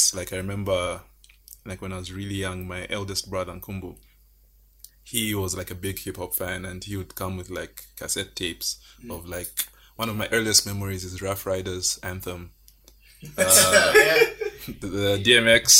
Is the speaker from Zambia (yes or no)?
yes; Kasama, Northern Province, Zambia; I grew up in Kasama.